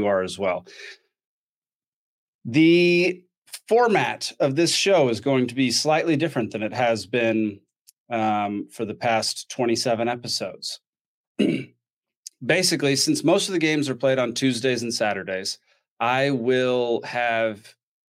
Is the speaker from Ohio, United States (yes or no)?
no; Texas, United States; moved away as an adult; now in Atlanta, United States; I grew up in Texas. I was born in Texas, spent 30 years in Texas